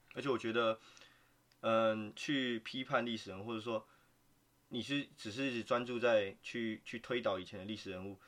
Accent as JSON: {"language": "Chinese", "country": "Taiwan", "moved": "yes", "said": "我刚好就住在人最多的那，桃园"}